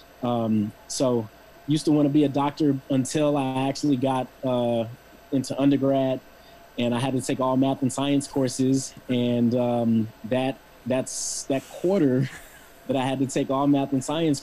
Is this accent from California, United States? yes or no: yes; Los Angeles, California, United States; also born or lived in Penn State; I actually grew up in LA, down the street from USC, on 36th Place in between Normandy and Western